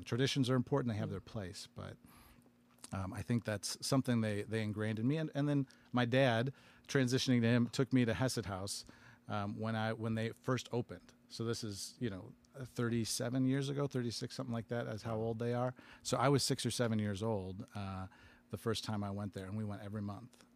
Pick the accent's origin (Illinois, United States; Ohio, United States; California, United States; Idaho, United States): Illinois, United States; Aurora; I grew up in Aurora and next door, one of our neighboring, uh, cities.